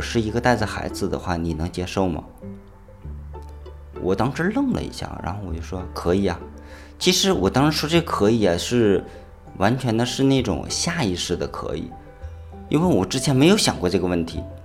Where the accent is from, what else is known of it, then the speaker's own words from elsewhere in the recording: Northeast China, China; moved away as an adult; also born or lived in Guangzhou; now in Zhanjiang, China; 我是东北人